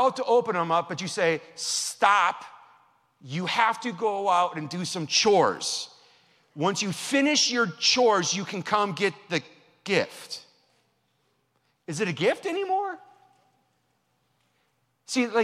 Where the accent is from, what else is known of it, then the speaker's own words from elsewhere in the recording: Wisconsin, United States; moved away; that's how we were raised in Wisconsin.